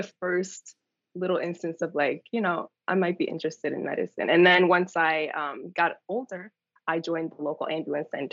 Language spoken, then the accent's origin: English; New York, United States; moved away as an adult; also born or lived in Atlanta, Georgia; I was born in New York and raised in New York